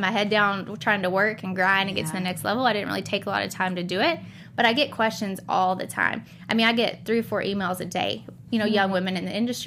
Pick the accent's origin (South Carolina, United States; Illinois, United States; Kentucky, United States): Kentucky, United States; Western; moved away as an adult; also born or lived in San Diego, California; growing up in Western Kentucky